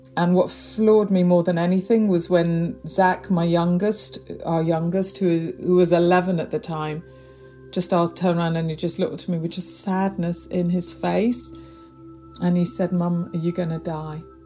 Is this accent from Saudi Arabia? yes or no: no; Prestwich, North West England, United Kingdom; moved away as an adult; now in London, United Kingdom; I grew up in North Manchester in Prestwich, a very warm, loving, tight family